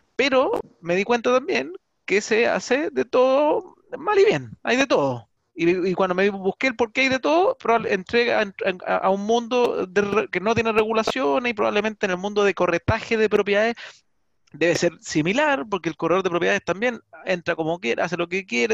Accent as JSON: {"language": "Spanish", "country": "Chile", "said": "nosotros como chilenos somos muy de invertir de repente"}